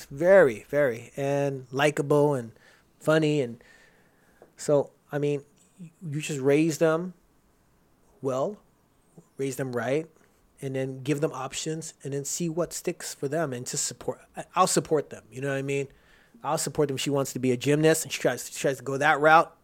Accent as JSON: {"language": "English", "town": "Rosemead", "region": "California", "country": "United States", "tie": "born or raised there", "also_born_or_lived": "Houston, Texas", "said": "I grew up in Rosemead"}